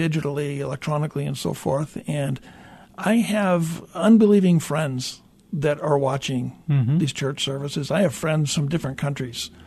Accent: Tacoma, Washington, United States; also born or lived in Fairbanks, Alaska; grew up here in the area, grew up going to church

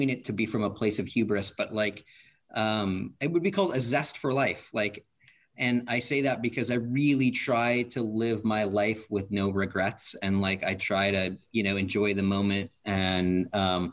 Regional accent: Issaquah, Washington, United States; I grew up in Issaquah

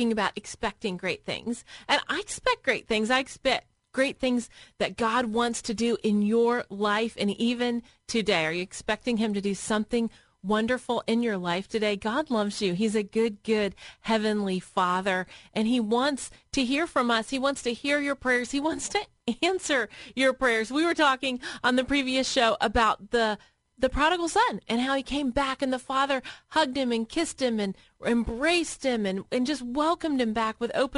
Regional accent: Tennessee, United States; moved away as an adult; now in Columbus, United States; I was a Southern girl. I grew up in Tennessee where it's warm and there's mountains

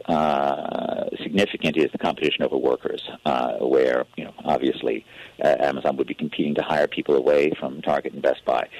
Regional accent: New York City, New York, United States; when I was a kid growing up in New York City

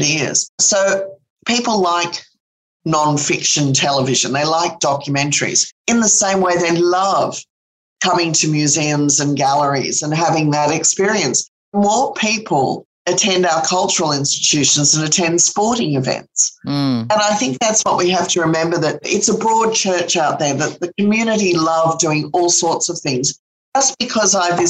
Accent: London, United Kingdom; also born or lived in Sydney, Australia; when I was about 5 years of age. We moved from Sydney to London. So I grew up going to the great London museums

